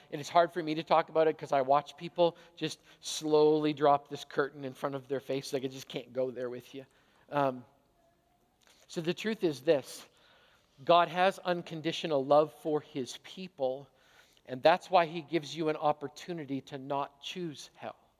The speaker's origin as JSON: {"language": "English", "country": "Canada", "said": "I'm a Canadian hockey player"}